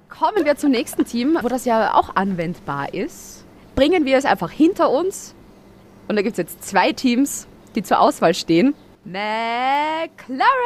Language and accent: German; Austria; also born or lived in near the Red Bull Ring, Styria; als Österreicher